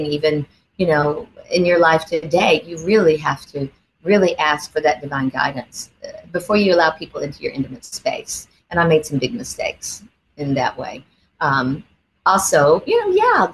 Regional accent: the South, United States; I grew up in the South, so I have a huge faith in God

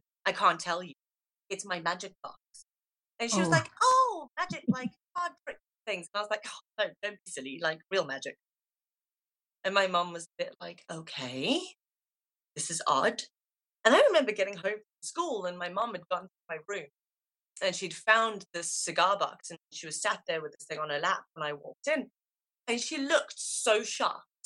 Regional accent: Limpopo, South Africa; accent: South African; moved away as an adult; now in United Kingdom; I grew up in South Africa, so I was really an outdoors child. We had a really nice farm up in the in the valley of the mountains, the Waterberg region.

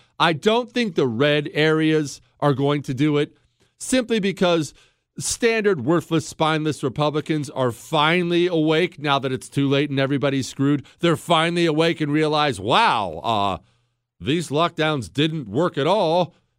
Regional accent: Ohio, United States; born there; also born or lived in Montana / Arizona / Washington, D.C. / Dallas; now in Houston, United States; I was born in Ohio, moved to Montana, a Marine Corps all over the place, then Arizona. I lived in Washington, D.C., then the Dallas area, now the Houston.

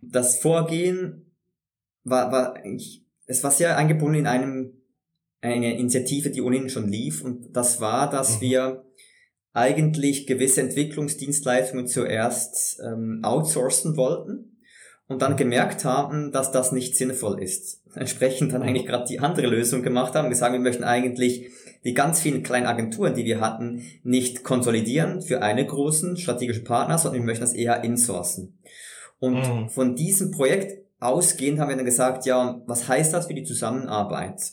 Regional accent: Switzerland; bei uns in der Schweiz

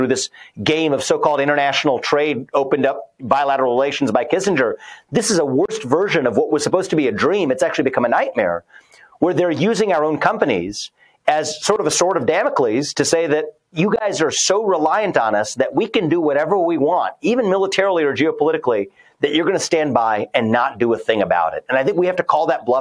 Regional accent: Ohio, United States; Ohio is my home state

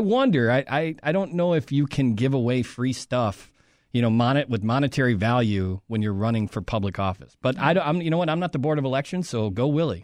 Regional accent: Chicago, Illinois, United States; as a Chicagoan

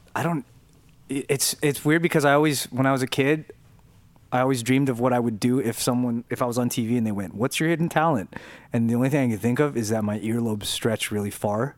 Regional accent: Downey, California, United States; accent: Mexican; for several years growing up, I spoke with a Mexican accent because I was from, 'cause I was from Downey

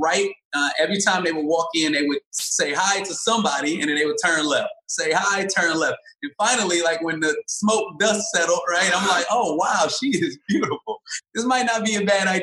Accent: Detroit, Michigan, United States; moved away as an adult; also born or lived in Springfield, Illinois / Inkster, Michigan / Ohio; now in Los Angeles, United States; born in Springfield, Illinois, if you want to start back that far. But I was raised in Detroit, Michigan and Inkster, Michigan

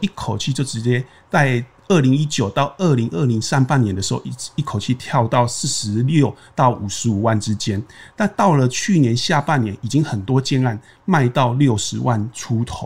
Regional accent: Taiwan; 可能我们台湾人觉得啊要求过那里很细间

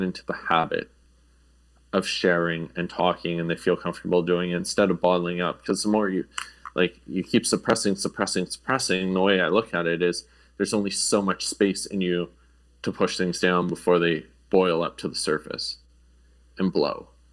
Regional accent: Sudbury, Ontario, Canada; also born or lived in Europe; now in Toronto, Canada; I grew up in Sudbury

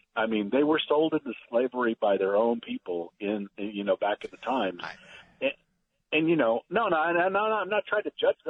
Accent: San Antonio, Texas, United States; I grew up on the west side of San Antonio

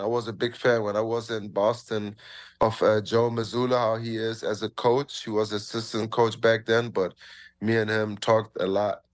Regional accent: Germany; now in Toronto, Canada; I'm from Germany

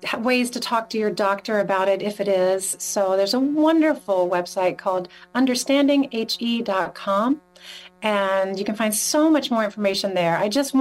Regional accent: North Carolina, United States; moved away as an adult; when I was growing up in North Carolina

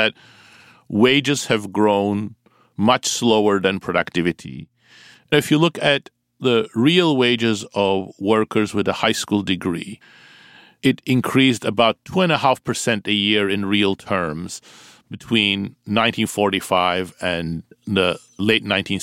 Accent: Turkey; moved away; I grew up in Turkey

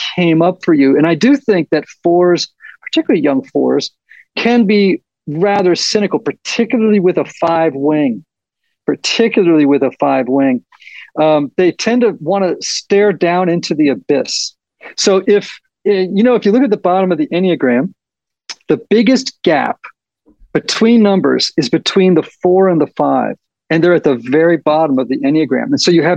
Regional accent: Nashville, Tennessee, United States; we're from Nashville

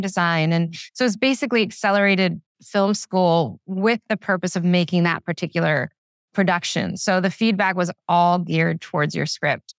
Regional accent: Philadelphia, Pennsylvania, United States; I'm from Philadelphia

